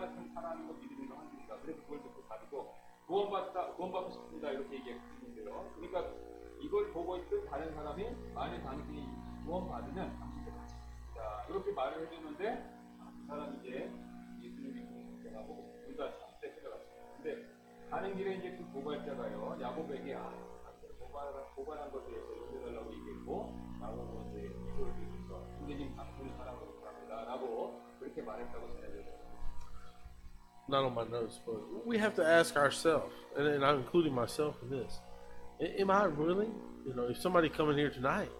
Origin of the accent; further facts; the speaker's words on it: United States; moved away as an adult; I grew up in America